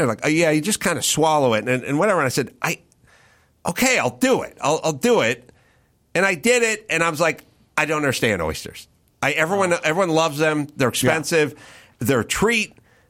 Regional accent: Los Angeles, California, United States; I'm from North Hollywood.

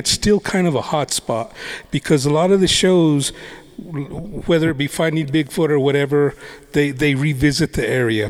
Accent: Gallup, New Mexico, United States; growing up in the Gallup area

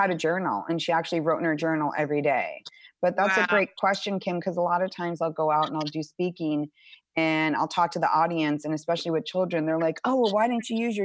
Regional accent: Arizona, United States; I grew up in Arizona

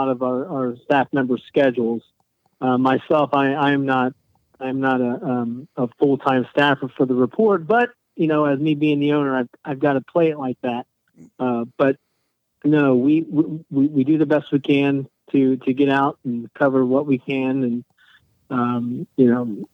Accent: Hamilton, Ohio, United States; also born or lived in Western Illinois; I'm born and raised Hamilton boy

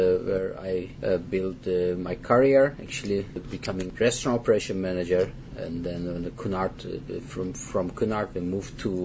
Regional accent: Turkey; moved away; I'm from Turkey

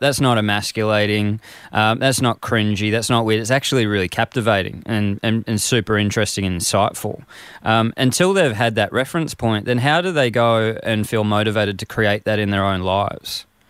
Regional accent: Frankston, Victoria, Australia; growing up in Frankston in this male kind of macho society

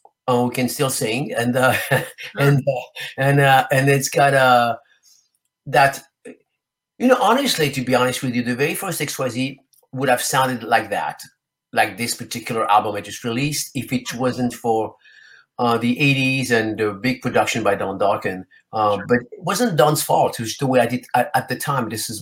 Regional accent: France; also born or lived in Spain; First of all, he's Italian, and I'm originally from France and Spain.

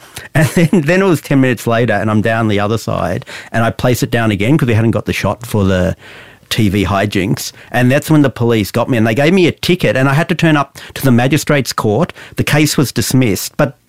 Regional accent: Balwyn North, Victoria, Australia; In North Baldwin in Victoria.

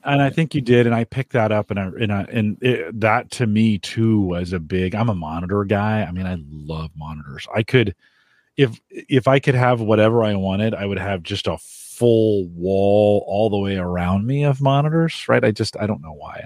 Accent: San Jose, California, United States; moved away; I grew up in San Jose.

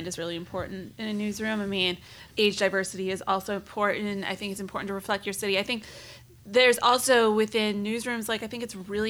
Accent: Boston, Massachusetts, United States; But someone like me, I'm from Boston, which is why I knew what Binge stood for.

